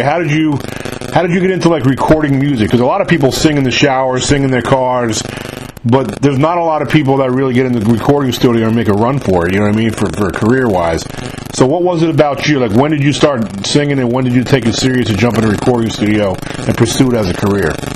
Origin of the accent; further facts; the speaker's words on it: New York, United States; moved away; I'm from New York myself, so I grew up I grew up up there.